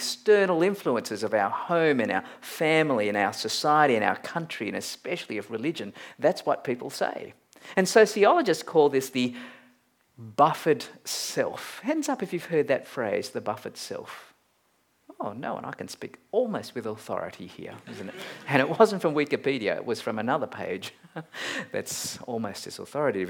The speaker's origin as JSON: {"language": "English", "country": "Malaysia", "tie": "born or raised there", "moved": "yes", "lives_now": "Australia", "said": "I'm a Malaysian-born Chinese-Australian"}